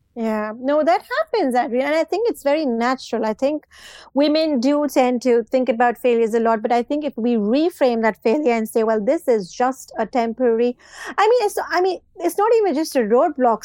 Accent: Pakistan; moved away as an adult; also born or lived in Dubai; now in United Kingdom; I've done my O levels and A levels, you know, back in Pakistan

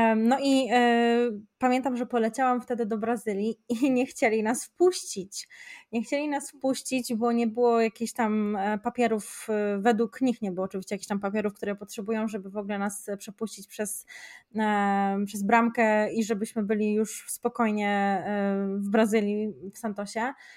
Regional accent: Szczecin, West Pomeranian Voivodeship, Poland; u nas w Szczecinie to bardziej trzeba byłoby się uczyć tego niemieckiego

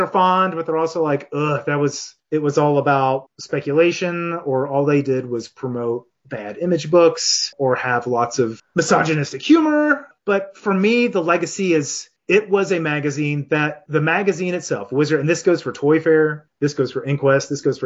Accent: Chattanooga, Tennessee, United States; I moved back to Chattanooga, my hometown, in 2011

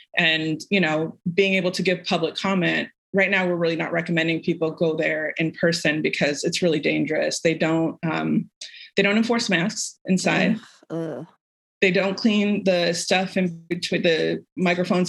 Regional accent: Orange County, California, United States; I grew up in Orange County around a lot of privilege

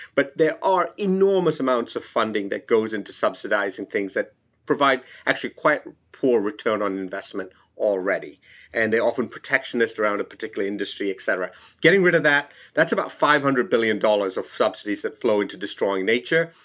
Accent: Sri Lanka; I'm from Sri Lanka

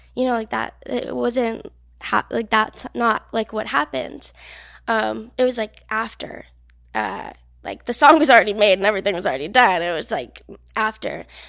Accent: New Jersey, United States; moved away; I'm from New Jersey, very small town

